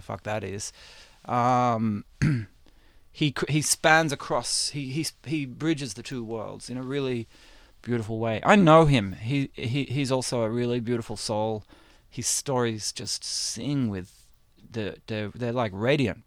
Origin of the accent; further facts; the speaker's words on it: Australia; now in United States; I grew up in Aus, I grew up in Australia